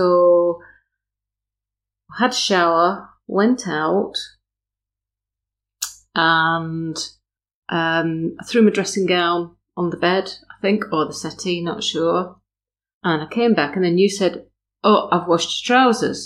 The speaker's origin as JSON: {"language": "English", "town": "Burnley", "region": "North West England", "country": "United Kingdom", "also_born_or_lived": "Skipton", "moved": "yes", "said": "I'm from Burnley"}